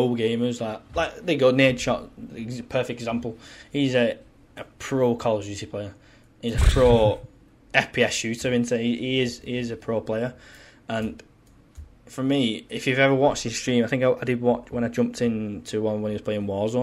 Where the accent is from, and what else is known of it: St Helens, North West England, United Kingdom; born or raised there; accent: plastic scouser; now in Wigan, United Kingdom